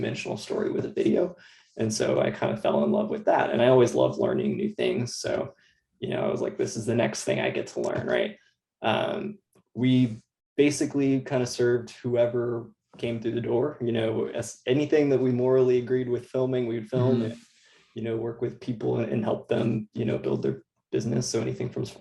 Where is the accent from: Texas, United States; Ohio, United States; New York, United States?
Texas, United States; Austin; I'm from Austin, Texas. I grew up in a suburb north of Austin.